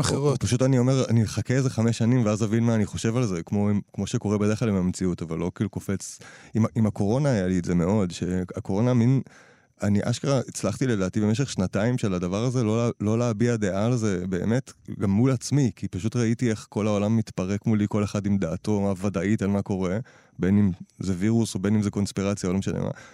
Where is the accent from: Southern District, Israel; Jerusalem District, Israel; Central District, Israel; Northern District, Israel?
Northern District, Israel; Nahalal; אני גדלתי בנהלל